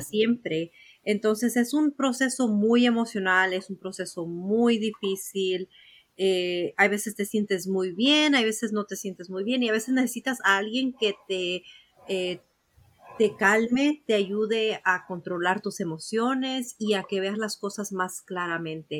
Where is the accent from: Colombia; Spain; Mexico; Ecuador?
Mexico; moved away; en México, de donde yo soy, de donde yo nací